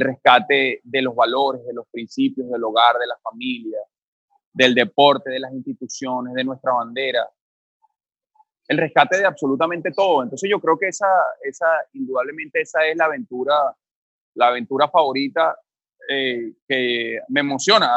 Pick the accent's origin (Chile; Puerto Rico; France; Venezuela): Venezuela